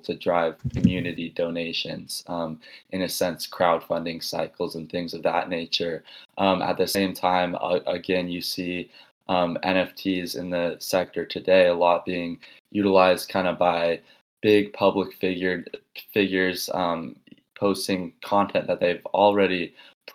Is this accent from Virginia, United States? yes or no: no; Los Angeles, California, United States; moved away as an adult; also born or lived in Tucson, Arizona; I'm from the Los Angeles area in general